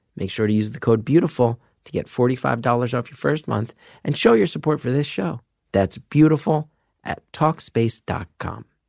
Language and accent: English; New Jersey, United States; I grew up in the Northeast in the 90s.